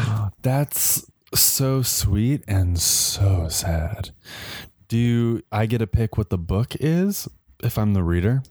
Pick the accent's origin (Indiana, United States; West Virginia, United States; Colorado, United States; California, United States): Colorado, United States; Growing up in Colorado